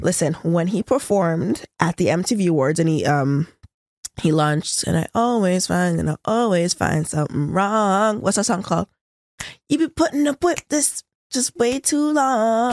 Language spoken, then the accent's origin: English; Toronto, Ontario, Canada; We're both from Scarborough.